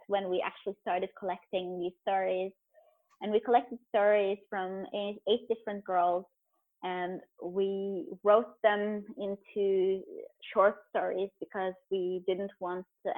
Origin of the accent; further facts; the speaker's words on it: Norway; also born or lived in Beirut, Lebanon; I was born in Beirut, but I've lived almost my whole life in Norway